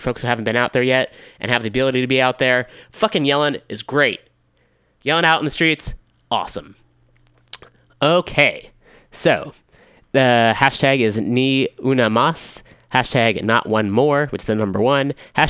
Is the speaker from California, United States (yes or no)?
yes; Richmond, California, United States; in Richmond, California, my hometown